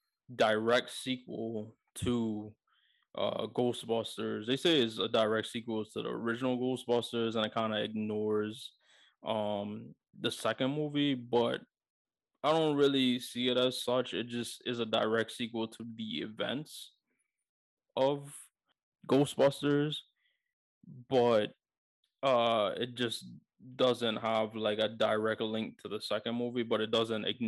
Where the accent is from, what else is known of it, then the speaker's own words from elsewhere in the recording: New York, United States; being a New Yorker